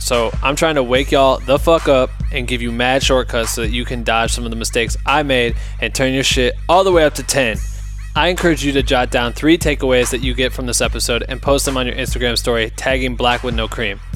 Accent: Iowa, United States; my hometown in Iowa

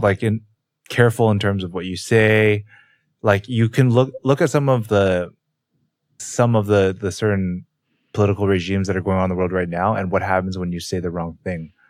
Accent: Canada; growing up in Canada and also not living in America

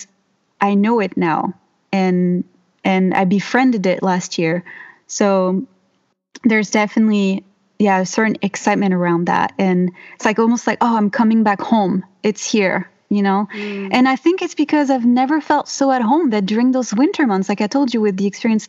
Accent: Mediterranean France, France; English is a second language; moved away as an adult; now in Bellingham, United States; I come from the Mediterranean in France.

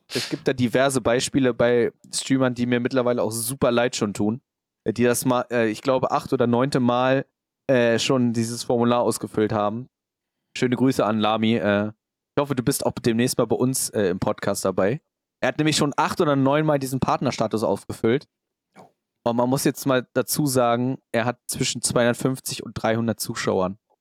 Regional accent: Hanover, Lower Saxony, Germany; bei uns in Hannover

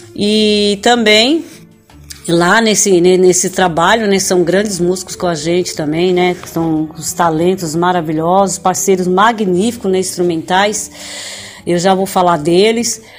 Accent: São Paulo, Brazil; Estou falando do Brasil, estado de São Paulo, cidade onde eu nasci.

